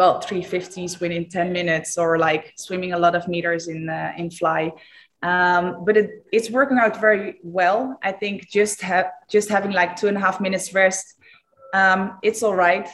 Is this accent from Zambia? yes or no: no; Eindhoven, North Brabant, Netherlands; to Eindhoven, to my hometown